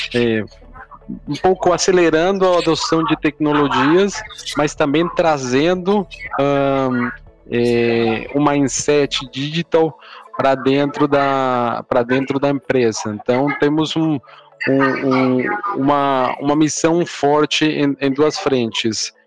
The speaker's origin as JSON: {"language": "Portuguese", "country": "Colombia", "second_language": "Portuguese", "moved": "as an adult", "lives_now": "Brazil", "said": "eu sou, eu sou colombiano, estou morando aqui no, no Brasil há um pouco mais de sete anos"}